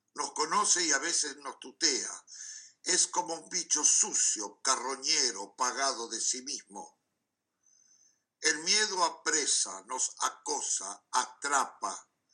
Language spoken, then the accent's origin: Spanish; Montevideo, Uruguay; now in Amsterdam, Netherlands; vivo en Amsterdam, pero nací en Montevideo.